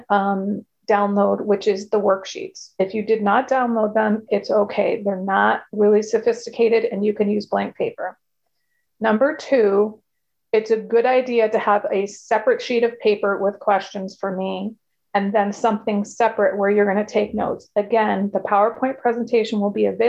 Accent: Connecticut, United States; I'm from Connecticut, which is a state in the United States.

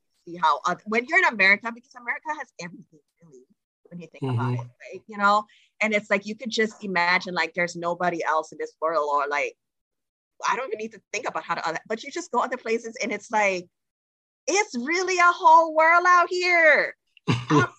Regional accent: Trinidad & Tobago; I'm from Trinidad and Tobago. And as a country, our people, we struggle with saying words that have TH in them

